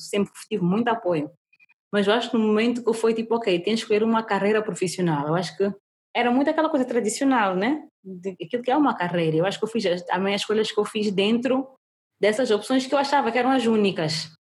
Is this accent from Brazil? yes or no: no; Mozambique